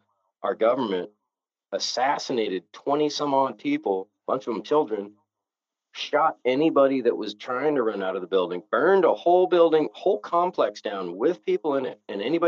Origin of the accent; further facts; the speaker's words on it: Novato, California, United States; So I was a 14-year-old kid in a suburban town. You know, there was, when I was born in Novato, California, there was 15,000 people.